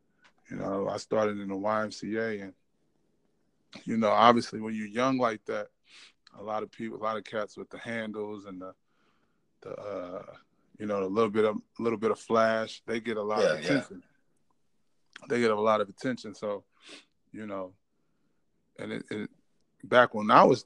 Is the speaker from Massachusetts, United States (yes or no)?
no; Ferguson, Missouri, United States; I'm from St. Louis, obviously. If you want to get technical, more so Ferguson, Missouri. Went to McClure High School